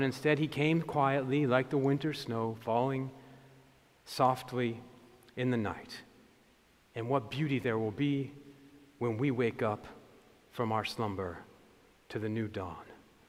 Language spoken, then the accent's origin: English; New England, United States; I'm from New England